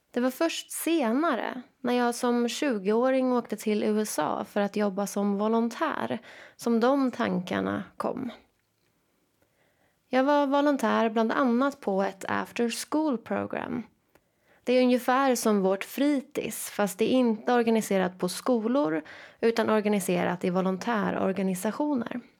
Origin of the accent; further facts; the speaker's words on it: Jönköping, Jönköping County, Sweden; Jag är född och uppvuxen i Jönköping.